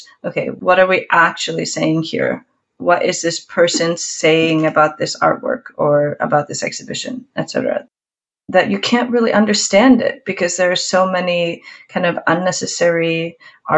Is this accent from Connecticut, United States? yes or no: no; Oakland, California, United States; moved away as an adult; now in Reykjavik, Iceland; growing up between these two places, I have spent maybe more time in California than in Iceland.